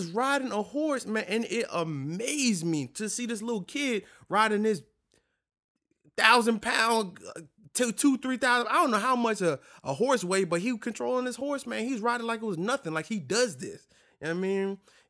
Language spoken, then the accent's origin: English; New York, United States; now in Louisiana, United States; Now, I'm a city boy. You know what I'm saying? I'm from New York, you know what I mean? And you know, being in Louisiana and being down here is a whole different thing for me.